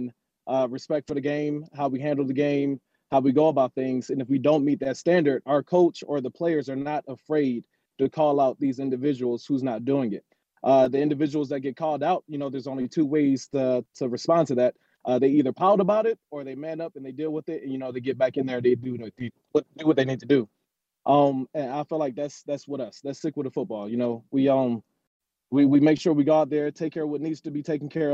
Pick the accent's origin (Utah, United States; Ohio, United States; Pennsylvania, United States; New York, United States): Pennsylvania, United States; Philadelphia; now in Las Vegas, United States; I grew up in Philly